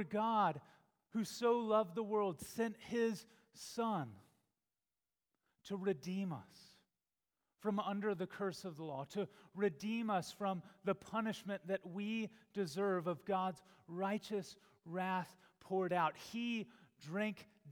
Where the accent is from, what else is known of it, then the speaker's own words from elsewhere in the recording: Texas, United States; I remember growing up in Texas, and there we were familiar with wildfires.